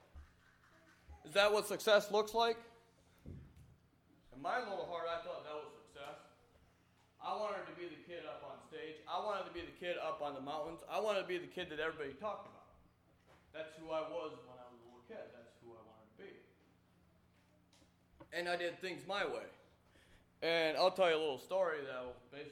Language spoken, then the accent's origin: English; Middlefield, Ohio, United States; I was born in Middlefield, Ohio, in an Amish family